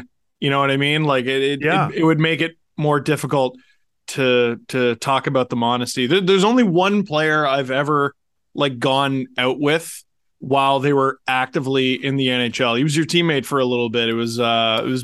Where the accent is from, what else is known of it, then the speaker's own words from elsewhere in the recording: Toronto, Ontario, Canada; now in Ajax, Canada; I grew up in Wayne Simmons' neighborhood